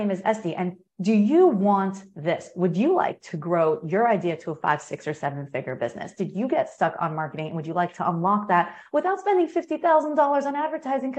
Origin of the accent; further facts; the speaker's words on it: United States; I'm American